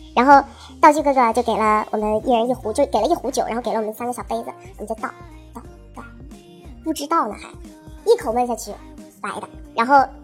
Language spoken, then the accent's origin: Chinese; Jinan, Shandong, China; 我是济南的